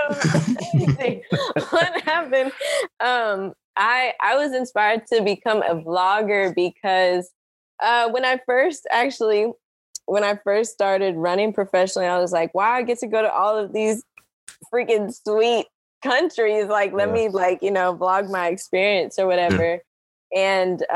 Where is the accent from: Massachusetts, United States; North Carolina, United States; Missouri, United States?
Missouri, United States; Kansas City; I'm from Kansas City